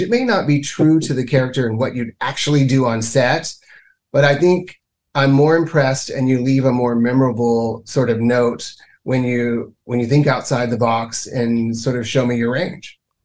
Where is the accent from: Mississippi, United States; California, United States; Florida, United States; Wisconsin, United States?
Mississippi, United States; moved away as an adult; now in Canada; I was born and reared in Mississippi